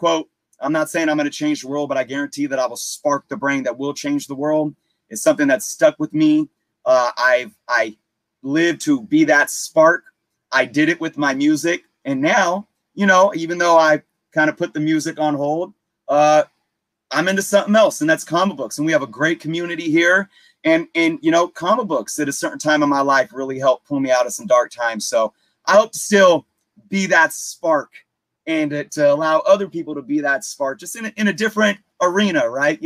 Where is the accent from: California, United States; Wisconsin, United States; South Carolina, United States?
California, United States; Richmond; I grew up in the Bay Area. And Richmond